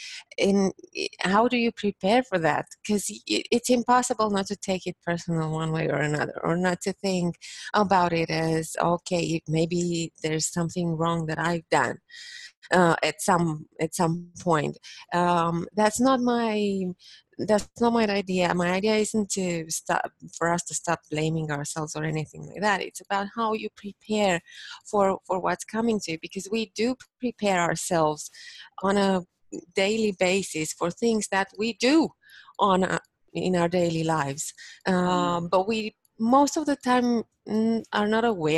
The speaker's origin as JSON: {"language": "English", "region": "Bucharest", "country": "Romania", "moved": "as an adult", "lives_now": "Toronto, Canada", "said": "I'm originally from Bucharest, Romania. Bucharest being the capital. So, yeah, and I came to Canada this year in March."}